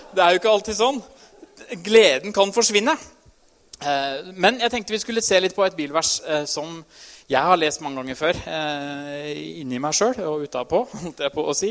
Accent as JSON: {"language": "Norwegian", "town": "Trysil", "region": "Innlandet", "country": "Norway", "said": "Jeg er jo fra Trysil"}